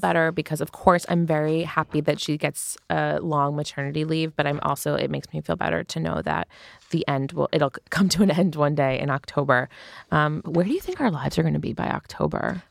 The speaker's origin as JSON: {"language": "English", "country": "United States", "said": "an American"}